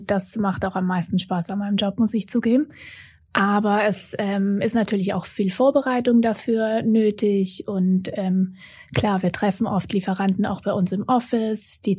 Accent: Austria; moved away as an adult; also born or lived in Vienna / Munich; now in Hamburg, Germany

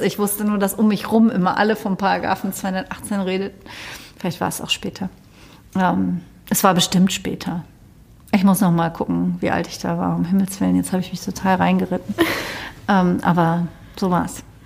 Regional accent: Cologne, North Rhine-Westphalia, Germany; bei uns in Köln

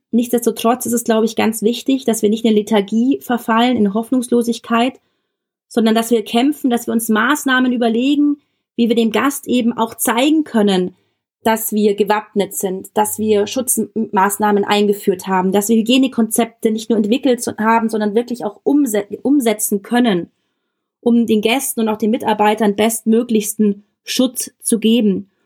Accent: Germany; bei uns in Deutschland

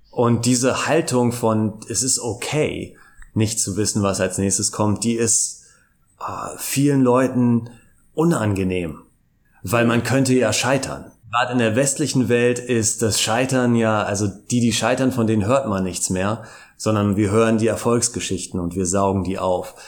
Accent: Hamburg, Germany; also born or lived in Cologne; now in Brussels, Belgium / Cologne, Germany; ich bin äh, ursprünglich Hamburger

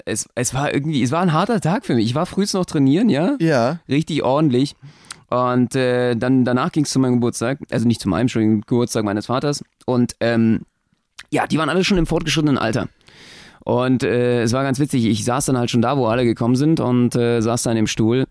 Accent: Berlin, Germany; für mich als Berliner

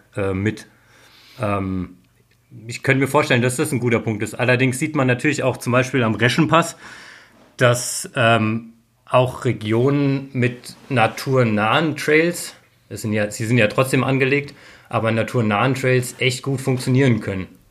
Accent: Darmstadt, Hesse, Germany; now in Innsbruck, Austria; ich komme aus, aus Darmstadt ursprünglich

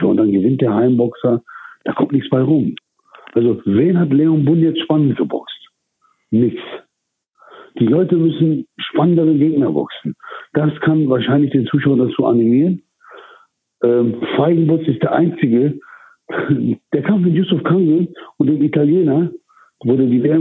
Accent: England, United Kingdom; now in Germany; Also in meiner Heimat, ich habe ja in England selber immer geboxt.

